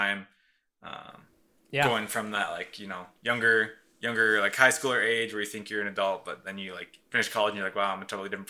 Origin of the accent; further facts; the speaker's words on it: South Dakota, United States; And like whenever I tell someone I'm from South Dakota, I'm just like super confused.